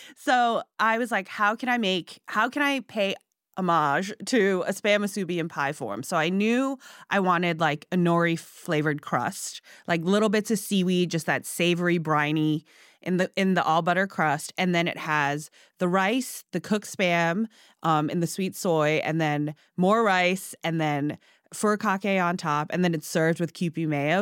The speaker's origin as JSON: {"language": "English", "country": "Hong Kong", "tie": "born or raised there", "also_born_or_lived": "Singapore", "moved": "yes", "lives_now": "United States", "said": "I was born in Singapore and I grew up in Hong Kong"}